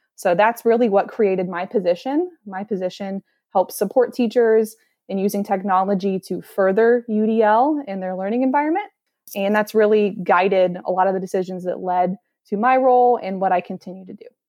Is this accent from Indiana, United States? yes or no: yes; Columbus, Indiana, United States; So, I am from Columbus, Indiana.